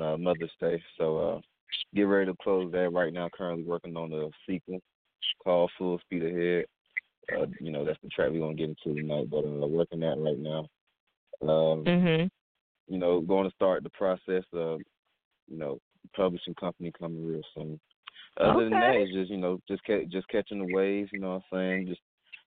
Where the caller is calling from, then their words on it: Atlanta, Georgia, United States; I'm calling from Atlanta